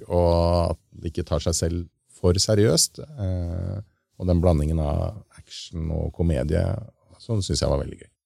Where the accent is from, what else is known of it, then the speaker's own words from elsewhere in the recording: Lørenskog, Akershus, Norway; han lille gutten som sto hjemme i eh, skauen eh, hjemme på Lørenskog og sprengte den der eh, lekebilen med kinaputter foran VHS-kamera